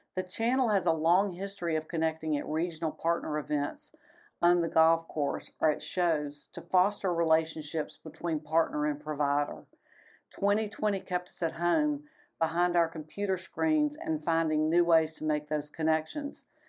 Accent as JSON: {"language": "English", "town": "Atlanta", "region": "Georgia", "country": "United States", "tie": "born or raised there", "said": "my hometown of Atlanta"}